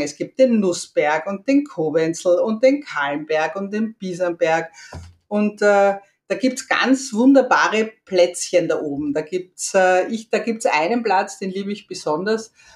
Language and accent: German; Vienna, Austria; ich bin eine echte Wienerin, hier geboren und aufgewachsen.